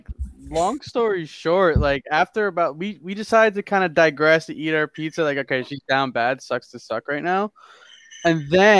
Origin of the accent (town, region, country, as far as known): New Jersey, United States; born or raised there; moved away; also born or lived in Connecticut